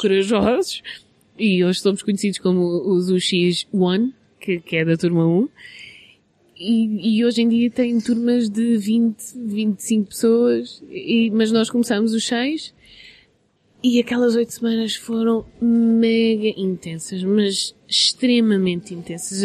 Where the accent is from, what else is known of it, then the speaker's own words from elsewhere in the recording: Portugal; now in London, United Kingdom; nós somos de Portugal, somos latinos